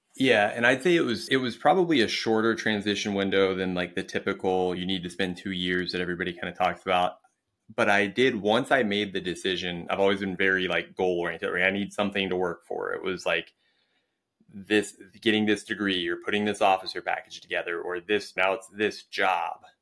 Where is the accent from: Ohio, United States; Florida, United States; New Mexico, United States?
Ohio, United States; Springfield; moved away as an adult; also born or lived in England; I was in Springfield, Ohio, which, if you've ever been there, um, it's a great place to be from. I love my hometown.